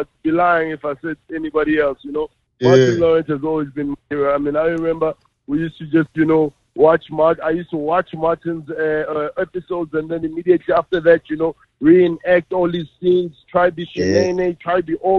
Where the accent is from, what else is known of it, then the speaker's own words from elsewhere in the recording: South Africa; growing up in Gassi, especially, you know, township in South Africa